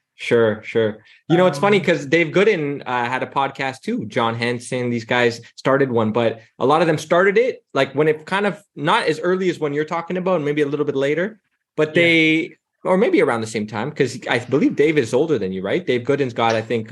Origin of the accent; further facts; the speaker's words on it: Toronto, Ontario, Canada; now in Amsterdam, Netherlands; I'm from Toronto, right? And now I'm in Amsterdam